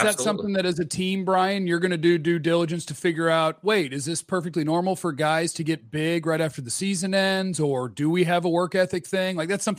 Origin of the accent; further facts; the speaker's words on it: Chicago, Illinois, United States; I grew up in Chicago and had zero friends that were Cowboy fans.